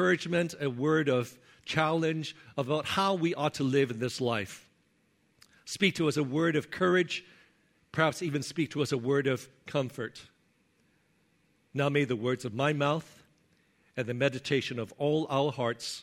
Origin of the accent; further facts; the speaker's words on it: Hong Kong; moved away; when I was growing up in Hong Kong